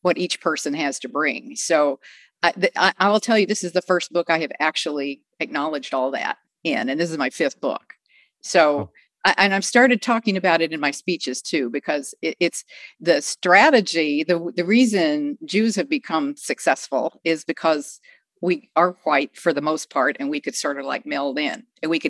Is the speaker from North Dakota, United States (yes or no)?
no; Texas, United States; I grew up as in one of the, sometimes the only, sometimes one of a very few Jewish families in little Texas towns